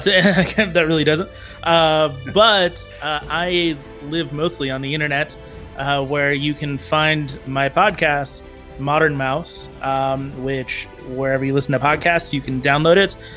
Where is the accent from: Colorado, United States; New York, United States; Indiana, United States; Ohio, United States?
Colorado, United States; Denver; I grew up in Denver